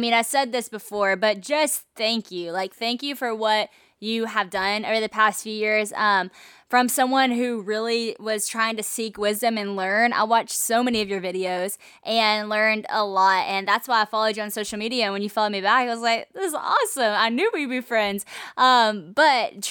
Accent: Monroe, Louisiana, United States; right here in my hometown, Monroe, Louisiana

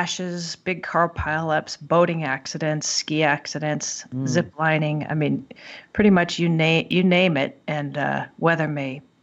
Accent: Southern California, United States; also born or lived in Tahoe area; now in Lake Tahoe, United States; I grew up in Southern California

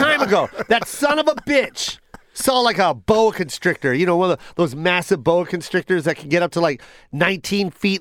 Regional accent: Las Vegas, Nevada, United States; I'm from Vegas and I worked at the Mirage

